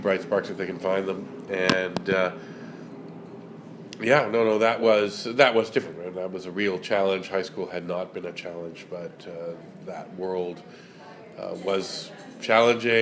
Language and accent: English; Toronto, Ontario, Canada; I grew up in the suburbs of Toronto